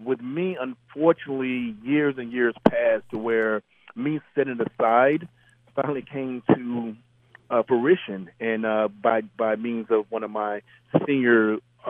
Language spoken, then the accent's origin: English; Mississippi, United States; moved away; growing up in Mississippi